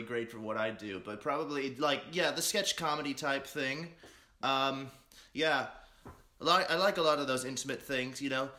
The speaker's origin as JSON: {"language": "English", "town": "New York City", "region": "New York", "country": "United States", "tie": "born or raised there", "also_born_or_lived": "Brooklyn", "said": "born and raised, in Manhattan for 12 years and then Brooklyn ever since."}